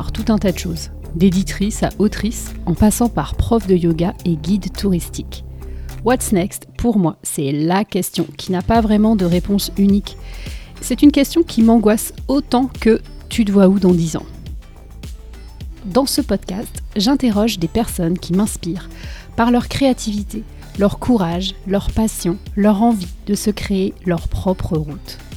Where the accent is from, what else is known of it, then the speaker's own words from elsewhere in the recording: France; now in Boston, United States; je suis française et je vis à Boston, aux États-Unis, depuis plus de 10 ans.